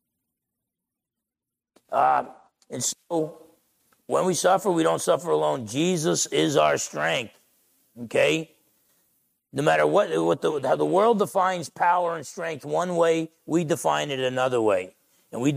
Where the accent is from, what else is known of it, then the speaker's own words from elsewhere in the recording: Essex County, New Jersey, United States; now in Bremerton, United States; I'm from Essex County, New Jersey. Now I've been a Bremertonian for quite some time here